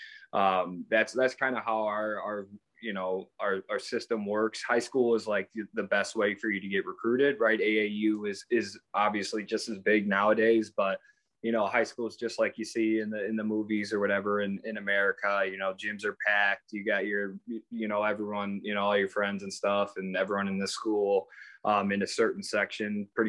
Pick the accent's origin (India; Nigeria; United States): United States; Midwest; I'm from the Midwest, so we're all about fundamentals.